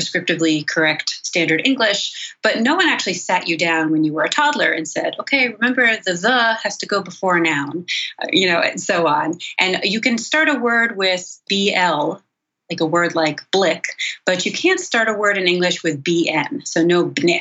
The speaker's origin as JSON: {"language": "English", "town": "Cranford", "region": "New Jersey", "country": "United States", "tie": "born or raised there", "said": "I'm originally from Cranford, New Jersey, which is kind of a suburb of New York City in Union County, just less than an hour outside New York City, a town of about 20, 22,000 people. So I grew up in suburban New Jersey"}